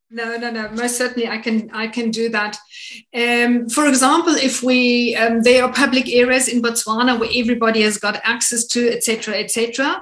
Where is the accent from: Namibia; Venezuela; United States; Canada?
Namibia; it is my home country